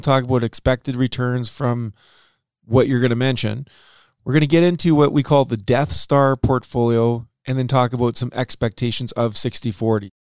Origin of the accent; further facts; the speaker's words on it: Canada; being Canadian